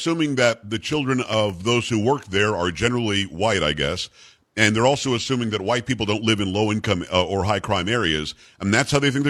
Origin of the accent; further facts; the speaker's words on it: South Florida, United States; now in Texas, United States; Well, I grew up in South Florida, so I didn't deal with it too much, but I did spend a little bit of time in Tallahassee.